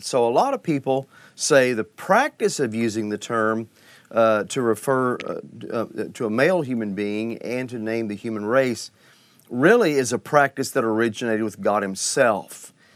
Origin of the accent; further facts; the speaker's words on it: Oklahoma, United States; I heard this as a child in Sunday school and growing up in Oklahoma